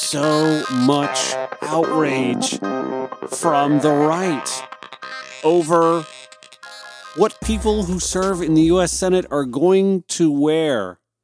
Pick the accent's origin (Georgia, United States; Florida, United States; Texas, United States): Georgia, United States; Grovetown; my hometown of Grovetown, Georgia